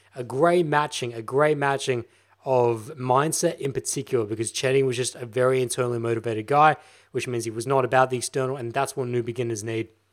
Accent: Victoria, Australia; now in Adelaide, Australia; in the moment, I'm in Adelaide, South Australia, but I'm actually from Victoria

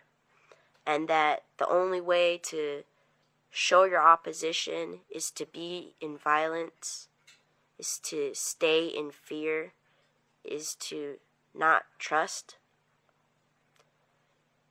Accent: Native Hawaiian, United States; I'm not Native American, but I am Native Hawaiian

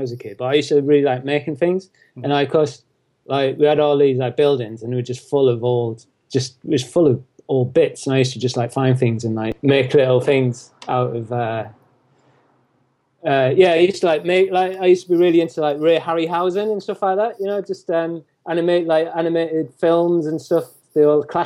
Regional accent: County Durham, North East England, United Kingdom; now in Shrewsbury, United Kingdom; I'm originally from County Durham, which is in the northeast.

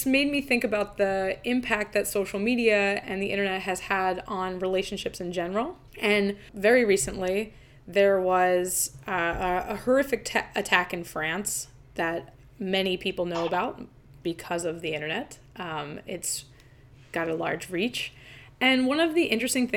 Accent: New Jersey, United States; I'm from New Jersey

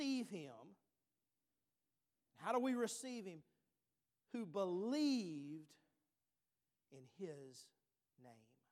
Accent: Bogalusa, Louisiana, United States; we were from Bogalusa, Louisiana.

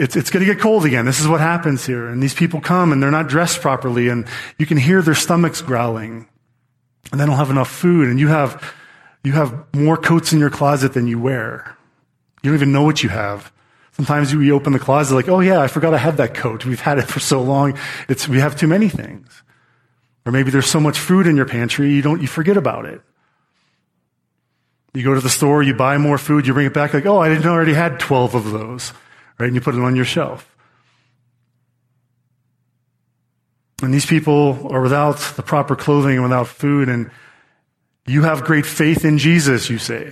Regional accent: United States; we are American citizens

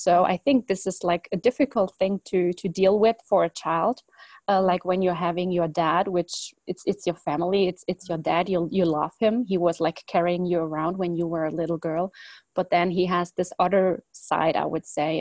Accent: Germany; also born or lived in Poland; originally I was born in Poland, and but we, let's say when I was 2 or 3 years old, we moved to Germany, and it was me and the whole family

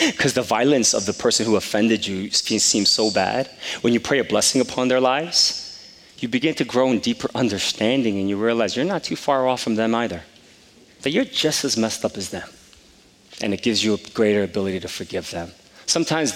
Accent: Palisades Park, New Jersey, United States; growing up in Palisades Park since the third grade

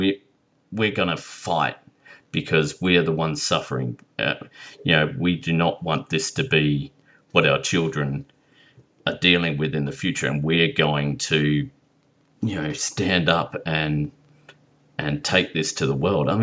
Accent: Australia

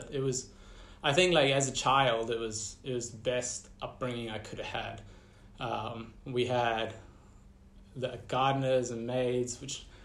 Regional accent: Empangeni, KwaZulu-Natal, South Africa; born there; also born or lived in Central Africa; So I was born in Empangeni

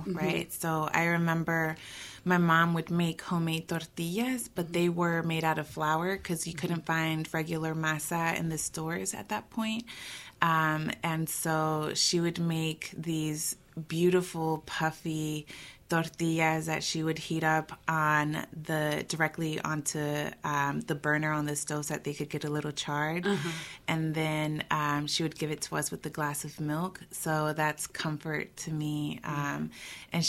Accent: Durham, North Carolina, United States; also born or lived in Michoacán, Mexico; I'm a North Carolinian born and bred, so I grew up here in Durham, actually

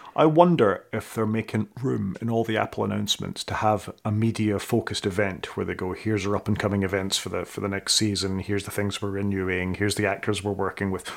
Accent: Scotland, United Kingdom; I'm Scottish

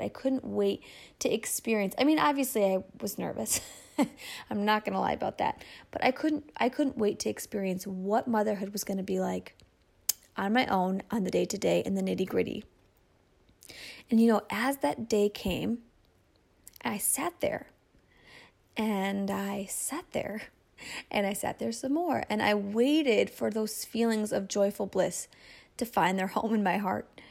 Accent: Michigan, United States; my hometown in Michigan

